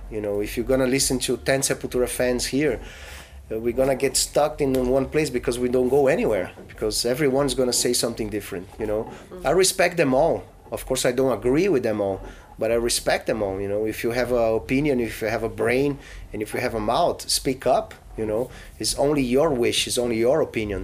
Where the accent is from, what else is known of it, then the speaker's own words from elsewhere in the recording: Brazil; I was born in Brazil